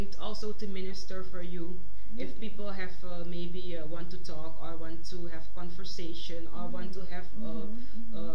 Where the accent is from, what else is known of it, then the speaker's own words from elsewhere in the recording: Netherlands; we are from the Netherlands